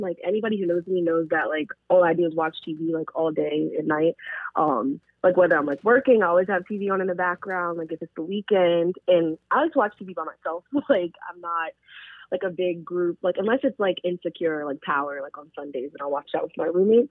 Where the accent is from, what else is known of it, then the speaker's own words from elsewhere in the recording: Jamaica; I'm Jamaican as well